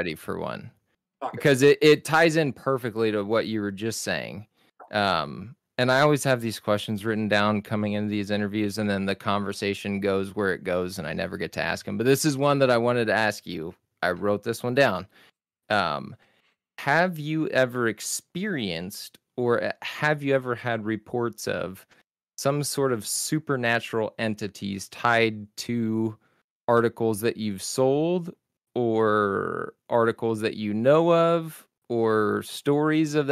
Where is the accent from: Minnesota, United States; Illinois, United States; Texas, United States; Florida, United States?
Texas, United States; I'm from Texas